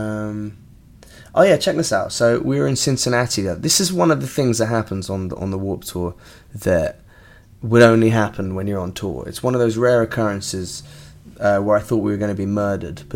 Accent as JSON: {"language": "English", "region": "England", "country": "United Kingdom", "said": "I'm English"}